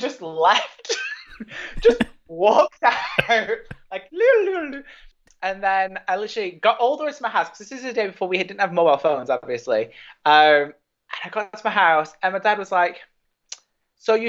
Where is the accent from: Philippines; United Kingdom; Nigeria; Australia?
United Kingdom; England; also born or lived in Ireland / Gibraltar / United States; I was born and raised in England